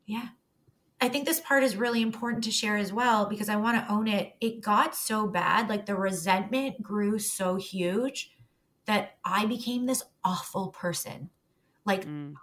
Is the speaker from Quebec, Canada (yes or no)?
no; Toronto, Ontario, Canada; I grew up in Toronto